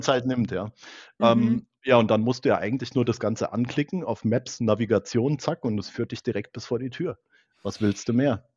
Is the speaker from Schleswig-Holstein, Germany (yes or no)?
no; area around Frankfurt am Main, Hesse, Germany; ich komme ja aus der Gegend um Frankfurt am Main